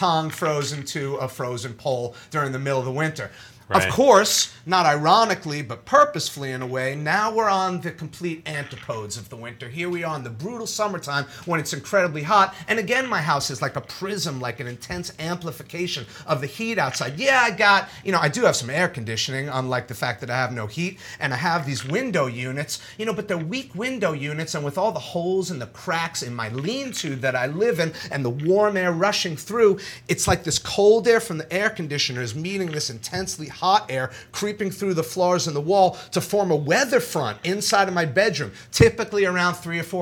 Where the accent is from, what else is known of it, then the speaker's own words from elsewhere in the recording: New York City, New York, United States; moved away as an adult; now in New Orleans, United States; I'm from New York originally